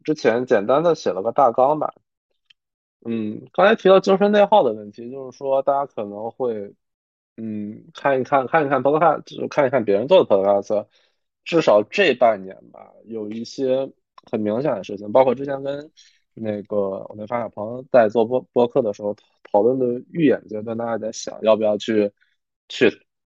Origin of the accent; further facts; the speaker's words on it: Harbin, Heilongjiang, China; 我其实从小是在，就是北方的一个 就是黑龙江的哈尔滨，就虽然是省会城市吧，但是北方嘛，其实它经济会有一些不发达